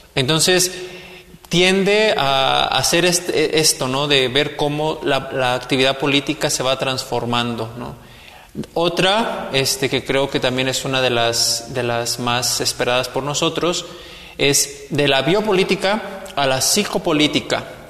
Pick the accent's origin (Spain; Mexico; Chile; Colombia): Mexico; como mexicanos